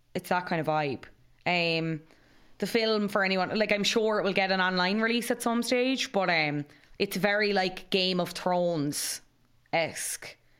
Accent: Cobh, Munster, Ireland; I'm from Cove

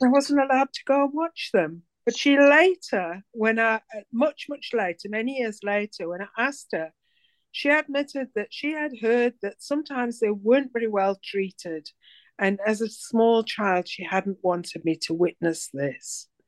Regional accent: South Africa; Well, I'm from South Africa. I wasn't born in South Africa, but I lived in South Africa for a long time, 35 years.

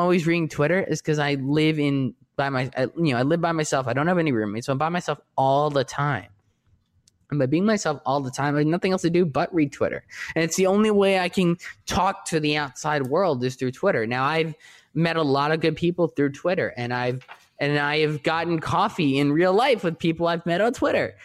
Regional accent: New York, United States; now in Los Angeles, United States; I'm from New York

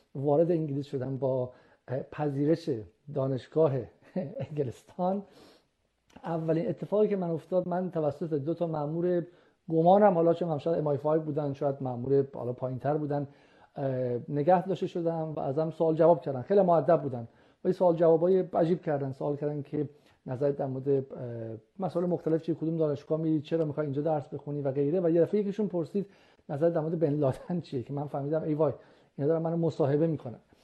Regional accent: Iran; moved away as an adult; also born or lived in United Kingdom; من سال 79 از از ایران اومدم درسم رو موقع تمام کرده بودم تو ایران

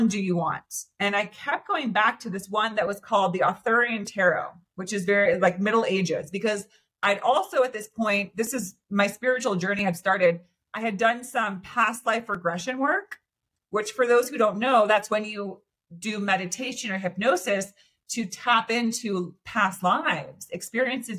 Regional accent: Santa Cruz, California, United States; I'm originally from the Bay Area, from Santa Cruz, California. So kind of like a beach mountain area

